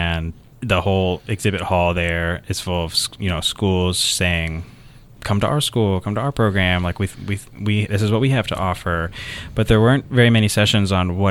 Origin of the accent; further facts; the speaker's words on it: Willow Springs, North Carolina, United States; I'm originally from a little small town outside of Raleigh, North Carolina, that nobody's ever heard